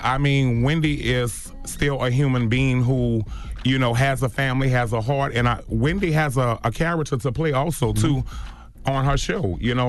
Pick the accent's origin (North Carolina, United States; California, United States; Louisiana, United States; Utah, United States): Louisiana, United States; New Orleans; I mean, I'm born and raised in New Orleans, Josephine Street, and a lot of times we have to fight to stand up for who we are and what we believe in.